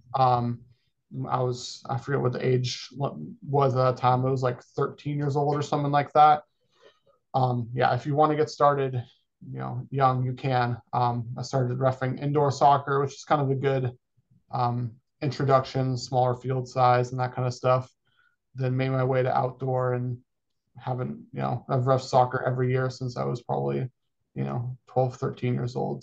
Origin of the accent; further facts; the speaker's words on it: Folsom, California, United States; moved away as an adult; now in Arizona, United States; born and raised in Folsom, California